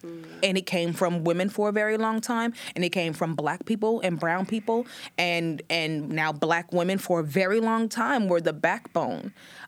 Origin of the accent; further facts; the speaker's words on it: Oakland, California, United States; at that point, I'm just new from Oakland and I'm lucky somebody let me on stage, I'm performing everywhere.